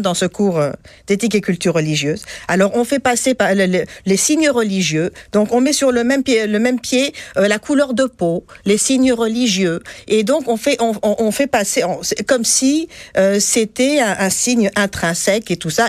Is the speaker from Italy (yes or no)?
no; Tunisia; now in Quebec, Canada; Moi, je suis tunisienne.